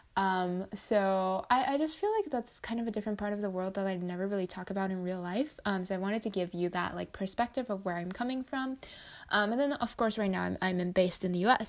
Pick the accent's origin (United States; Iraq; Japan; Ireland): Japan; I grew up in Japan, um, where I live, we have a very, like, w, even within Japan, we have a fairly strict recycling system.